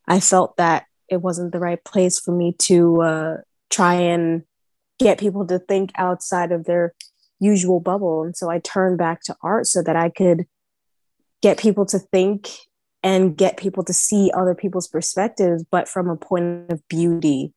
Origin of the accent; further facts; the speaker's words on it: New York, United States; I was born and raised in Harlem in New York